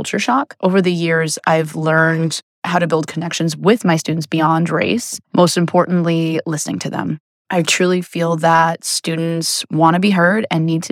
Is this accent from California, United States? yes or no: no; New York City, New York, United States; When I was growing up in Queens, I actually went to a public school and there were 4,000 students